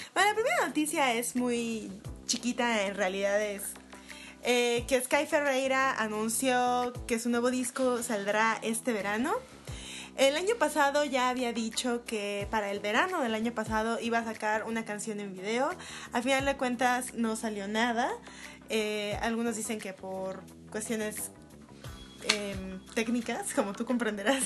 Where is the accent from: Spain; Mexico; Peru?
Mexico; Guadalajara, Jalisco; now in Mexico City, Mexico; tú y yo venimos de Guadalajara